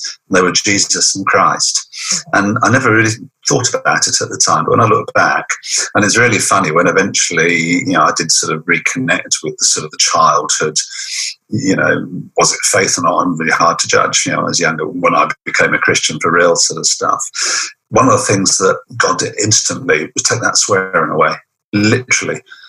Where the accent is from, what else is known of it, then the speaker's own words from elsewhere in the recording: Portsmouth, South East England, United Kingdom; also born or lived in Bath / Gibraltar; Yeah, I was born in Bath, very nearly born on the beach in Weston-super-Mare, but that's another story. But my parents in the Navy, or my dad was in the Navy, and we moved out to Gibraltar for some time. Then most of my child was in Portsmouth by the seaside.